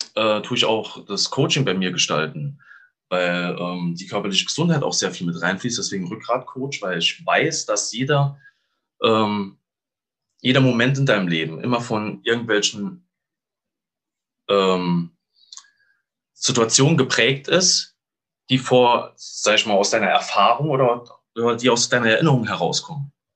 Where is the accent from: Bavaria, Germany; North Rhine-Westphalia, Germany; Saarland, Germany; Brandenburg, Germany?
Saarland, Germany; moved away; Ich komme aus dem schönen Saarland.